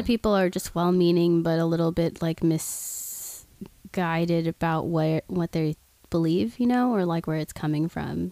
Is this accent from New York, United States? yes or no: no; Oklahoma, United States; now in Los Angeles, United States; I'm from Oklahoma originally